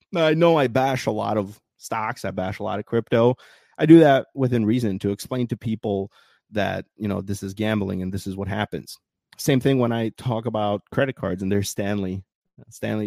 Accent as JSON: {"language": "English", "country": "Bosnia & Herzegovina", "moved": "yes", "said": "my home country"}